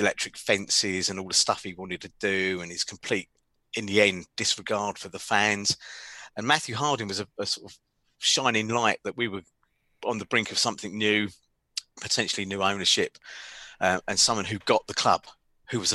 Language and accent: English; London, United Kingdom; I'm from London, right? I've got lots of mates in London, lots of relatives in London